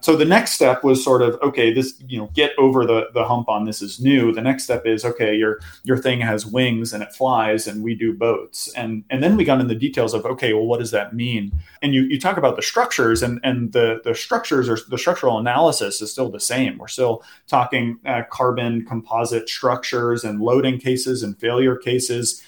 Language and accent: English; Boston, Massachusetts, United States; I grew up in the Boston area